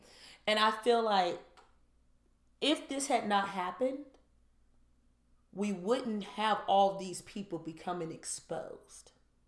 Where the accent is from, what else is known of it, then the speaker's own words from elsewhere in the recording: Michigan, United States; if you get a court decision in Michigan, I'll use my home state as an example.